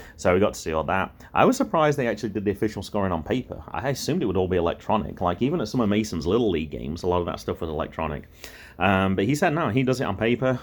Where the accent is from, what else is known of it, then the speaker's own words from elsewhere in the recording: England, United Kingdom; accent: English; moved away; my accent was English